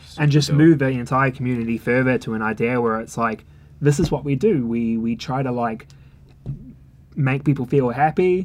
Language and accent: English; New Zealand; also born or lived in London; now in Melbourne, Australia; I'm from New Zealand